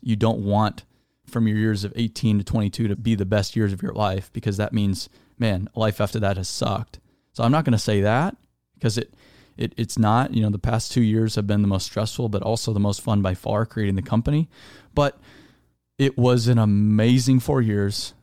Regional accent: Arizona, United States; I was raised in Arizona

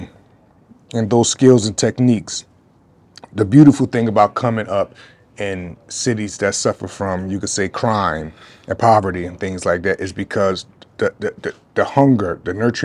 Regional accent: Philadelphia, Pennsylvania, United States; I was born and raised in North Philadelphia.

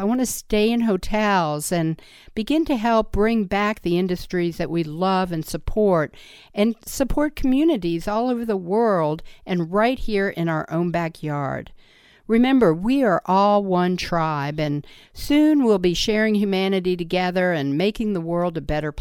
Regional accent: Washington, District of Columbia, United States; Washington, D.C. You know, that's my hometown.

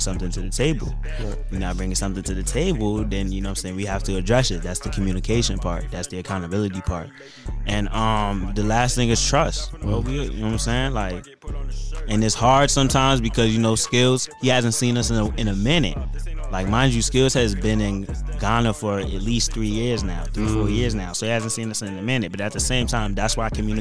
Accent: Laurel, United States; I've had friends who I grew up with in Laurel

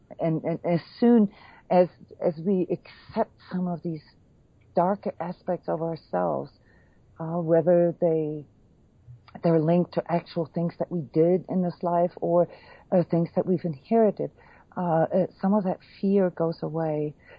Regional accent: Iceland; born there; You know, like I was born in Iceland, you know, with a Viking heritage

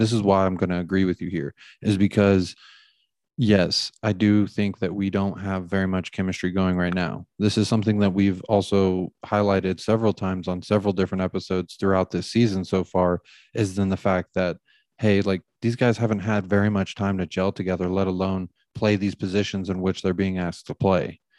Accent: United States; we're American

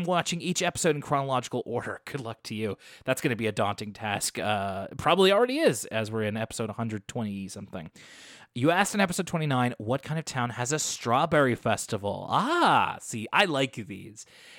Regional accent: Tampa, Florida, United States; My hometown area actually does. I'm from Tampa, but Plant City is right outside of the city limits

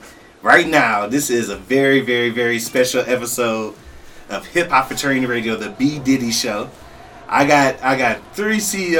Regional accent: Toledo, Ohio, United States; I'm from Toledo, Ohio.

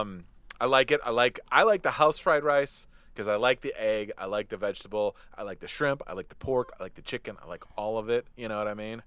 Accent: Detroit, Michigan, United States; when I was a kid growing up in Detroit

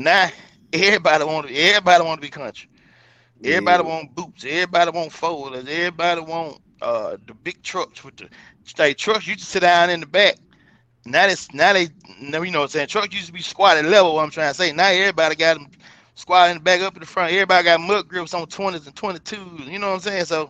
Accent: Coldwater, United States; I was raised in Coldwater, but yet I spent just as much time in the country as well

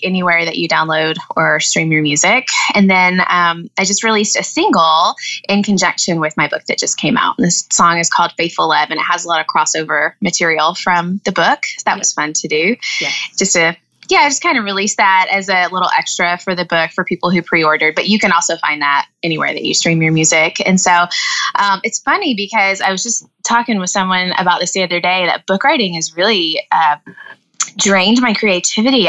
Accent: Jackson, Tennessee, United States; moved away as an adult; now in Missouri, United States; I was born and raised in West Tennessee, and my husband dragged me to Missouri.

